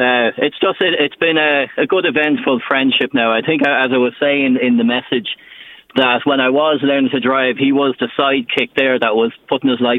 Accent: Drogheda, Leinster, Ireland; I'm from Drogheda

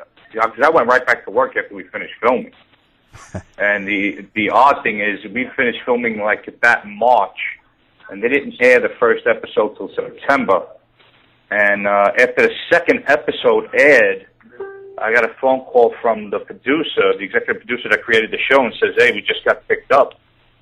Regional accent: New York City, New York, United States; I was born and raised in Brooklyn, New York

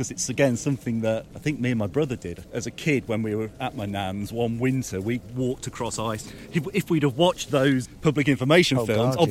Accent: the Fens, East of England, United Kingdom; I grew up in the Fens, so this kind of treeless agricultural wilderness

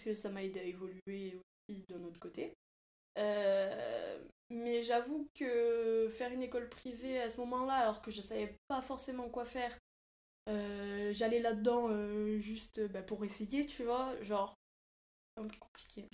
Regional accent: Toulouse, Occitania, France; moved away as an adult; now in Paris, France; je viens de Toulouse et euh, j'aimais pas trop ma vie là-bas.

